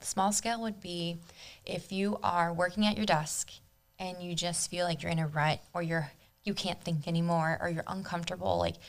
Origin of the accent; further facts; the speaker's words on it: Palm Beach County, Florida, United States; also born or lived in Argentina; But I moved here from Argentina when I was 3. Mm-hmm. And then I've lived here in Palm Beach County area my whole life.